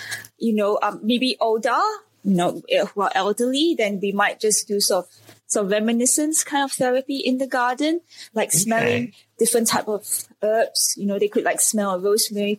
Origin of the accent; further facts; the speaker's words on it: Singapore; I was born and raised in Singapore